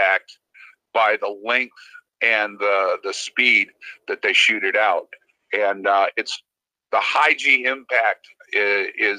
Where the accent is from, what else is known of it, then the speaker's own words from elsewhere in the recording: Cleveland, Ohio, United States; moved away as an adult; Originally I'm from Cleveland. Moved down here to go racing on a pit cruise and stuff when I was, 19 years old